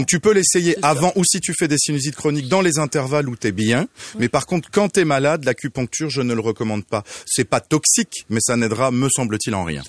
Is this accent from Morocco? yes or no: no; France; now in Quebec, Canada; d'où vient cet accent exotique et à la fois si torride, je suis français